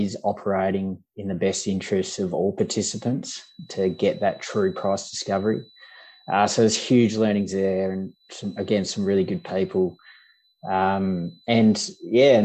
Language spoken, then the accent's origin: English; Lake King, Western Australia, Australia; I grew up in Lake King, Western Australia. So I'm a farm boy, mixed farming background there